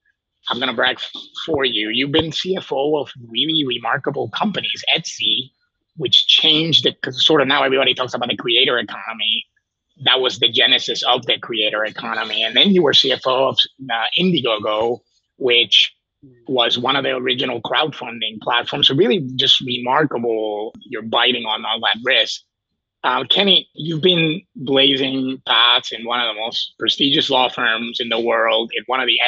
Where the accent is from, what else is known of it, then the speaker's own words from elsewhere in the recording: Puerto Rico; moved away; I grew up in Puerto Rico, and in Puerto Rico, I wasn't a minority. It was 100% Hispanic.